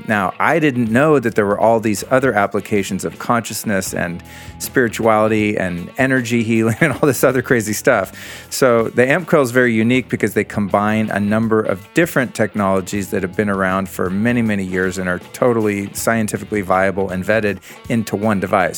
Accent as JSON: {"language": "English", "country": "United States", "tie": "born or raised there", "said": "as an American boy who grew up in the seventies"}